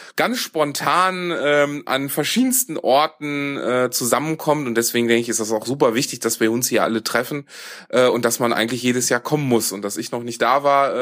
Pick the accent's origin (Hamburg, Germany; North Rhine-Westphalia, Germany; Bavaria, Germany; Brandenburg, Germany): North Rhine-Westphalia, Germany; Düsseldorf; ich komme ursprünglich aus Düsseldorf